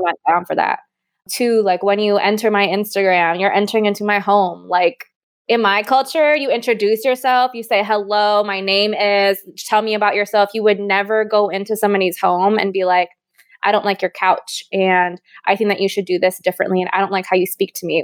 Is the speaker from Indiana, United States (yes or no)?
no; Hawaii, United States; now in Austin, United States; I was born and raised in Hawaii. I now live in Austin, Texas